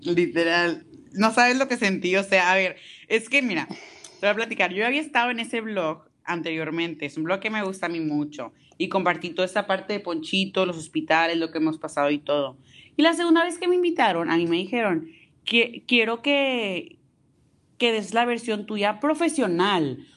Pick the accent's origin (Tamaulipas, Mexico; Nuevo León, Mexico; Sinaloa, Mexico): Tamaulipas, Mexico; Tampico; Yo soy de Tampico, Tamaulipas